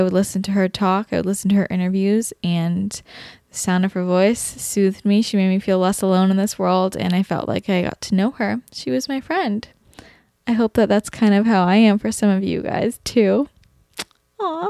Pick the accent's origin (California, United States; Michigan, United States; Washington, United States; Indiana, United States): California, United States; Bay Area; now in Los Angeles, United States; I'm from the Bay Area. And then now I'm in LA.